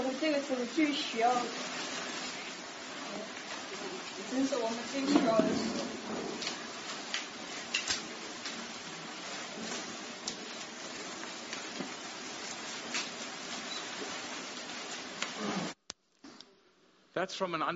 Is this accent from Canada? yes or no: no; South Africa; growing up in the Afrikaans Reformed Church